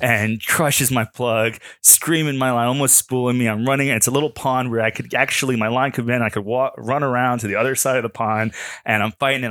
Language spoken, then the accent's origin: English; Fort Lauderdale, Florida, United States; I grew up in Fort Lauderdale